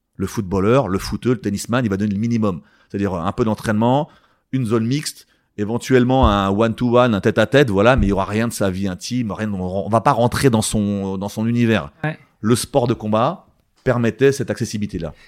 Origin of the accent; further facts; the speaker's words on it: Val-d'Oise, Île-de-France, France; je viens du Val d'Oise